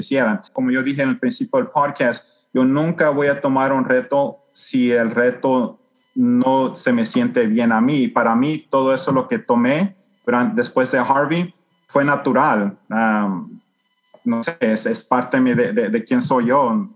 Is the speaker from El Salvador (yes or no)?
yes; El Salvador; now in Houston, United States; yo me crecí en El Salvador